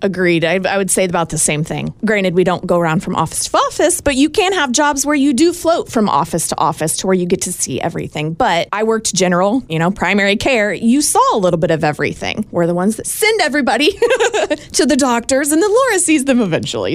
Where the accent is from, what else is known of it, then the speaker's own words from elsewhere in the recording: Rockville, Indiana, United States; I'm from Rockville